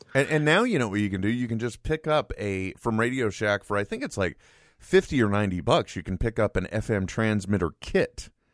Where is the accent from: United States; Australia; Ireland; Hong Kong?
United States; California; I'm extremely Californian